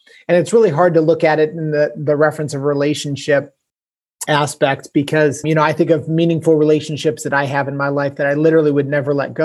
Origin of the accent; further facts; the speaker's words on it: Canton, Ohio, United States; I am from Canton, Ohio, which is about an hour south of Cleveland